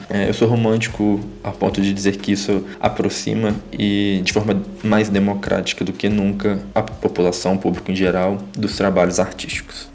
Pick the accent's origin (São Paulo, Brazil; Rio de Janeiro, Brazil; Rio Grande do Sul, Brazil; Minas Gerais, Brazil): Minas Gerais, Brazil; Carangola; moved away; Eu venho de uma cidade muito pequena, eu cresci em Carangola, uma cidade no interior de Minas